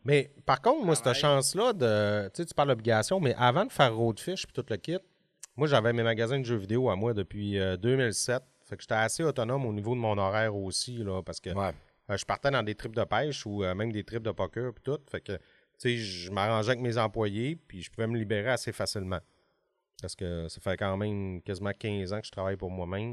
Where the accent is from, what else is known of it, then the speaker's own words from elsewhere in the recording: Alma, Quebec, Canada; j'ai 40 ans puis je viens d'Alma.